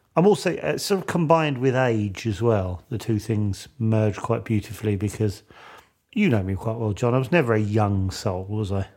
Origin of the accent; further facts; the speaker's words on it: United Kingdom; as a Brit